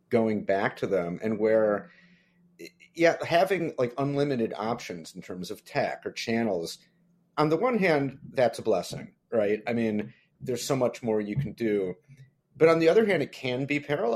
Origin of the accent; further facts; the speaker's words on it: Detroit, Michigan, United States; I'm from the Detroit area